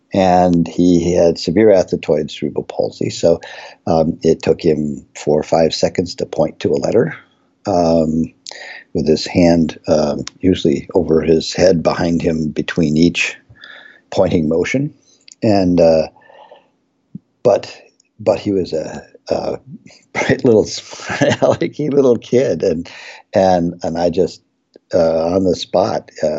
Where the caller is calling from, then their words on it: College Park, Maryland, United States; I'm dialing in from College Park, Maryland, where we have the TRACE Center.